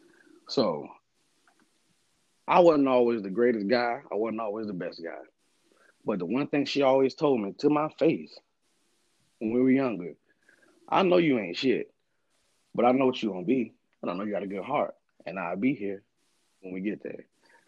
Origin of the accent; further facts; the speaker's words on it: Alabama, United States; And what really makes it better for me is the fact that I'm from Alabama.